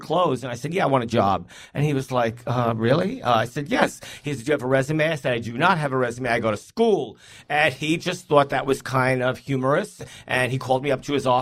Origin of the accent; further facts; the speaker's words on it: New York City, New York, United States; growing up in Brooklyn